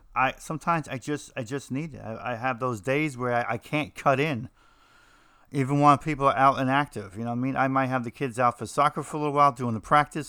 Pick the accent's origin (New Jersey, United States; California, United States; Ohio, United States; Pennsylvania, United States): New Jersey, United States; I'm from New Jersey